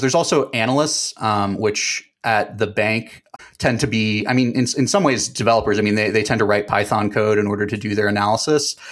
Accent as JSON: {"language": "English", "town": "Dallas", "region": "Texas", "country": "United States", "also_born_or_lived": "New Hampshire", "moved": "yes", "said": "I'm from Dallas originally"}